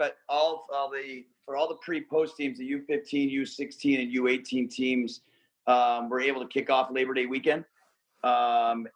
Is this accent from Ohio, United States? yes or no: yes; North Olmsted, Ohio, United States; I grew up in North Olmsted